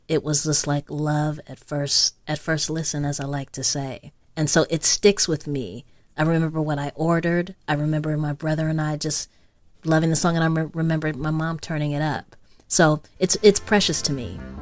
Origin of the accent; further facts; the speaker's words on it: Los Angeles, California, United States; I grew up in South Central L A, uh, Uh, Slauson